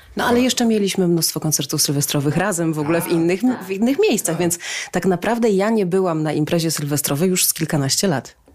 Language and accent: Polish; Cieszyn, Silesian Voivodeship, Poland; w Cieszynie, skąd jestem